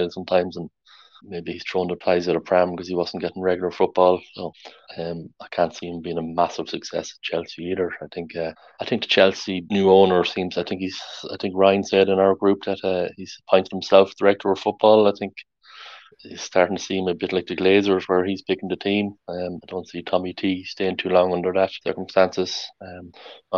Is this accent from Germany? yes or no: no; Ireland; I'm Irish